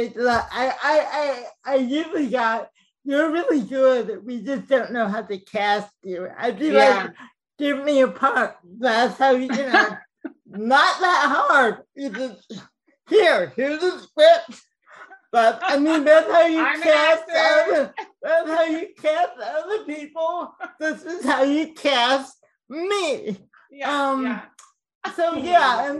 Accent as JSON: {"language": "English", "town": "Oak Park", "region": "Illinois", "country": "United States", "tie": "born or raised there", "also_born_or_lived": "Chicago", "moved": "as an adult", "said": "I grew up in Oak Park, Illinois, which is a suburb of Chicago"}